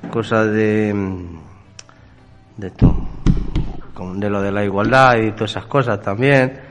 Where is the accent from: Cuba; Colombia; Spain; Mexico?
Spain; Castilla-La Mancha; now in Castile and León, Spain; soy castillo manchego, me vine a Castilla León